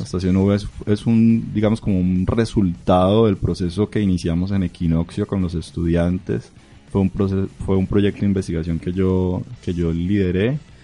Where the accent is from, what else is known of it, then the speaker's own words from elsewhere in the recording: Barrancabermeja, Santander, Colombia; moved away as an adult; now in Bucaramanga, Colombia; yo vengo de Barranca Bermeja